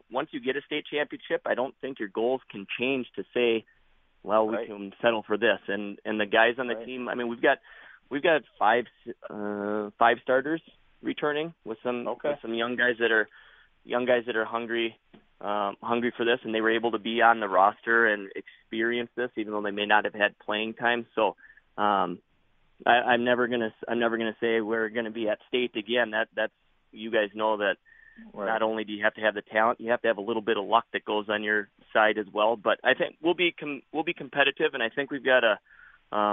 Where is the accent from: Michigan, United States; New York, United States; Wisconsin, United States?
Wisconsin, United States; Prairie Farm; I grew up in Prairie Farm, which is half the size of Boyceville.